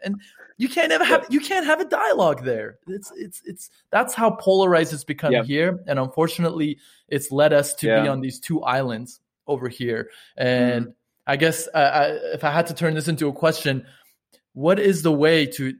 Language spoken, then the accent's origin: English; United States; I'm from the States